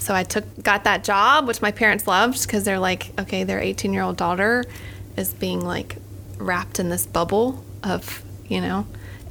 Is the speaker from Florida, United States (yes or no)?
yes; Okeechobee, Florida, United States; accent: Southern; moved away as an adult; now in Gainesville, United States; I am originally from Okeechobee, Florida